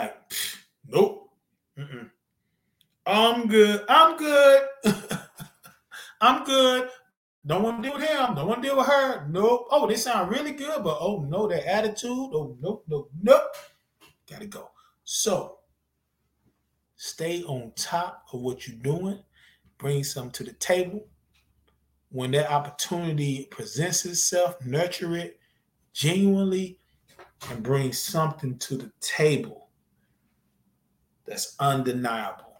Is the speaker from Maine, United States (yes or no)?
no; North Carolina, United States; moved away; also born or lived in Georgia; I'm from Z-Town, man. I'm from Zeppelin, North Carolina. Love it. By way of Georgia, now I've been here for so long